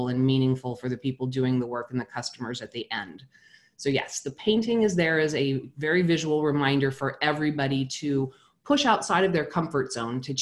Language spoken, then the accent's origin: English; New Mexico, United States; I was 14 years old and I grew up in New Mexico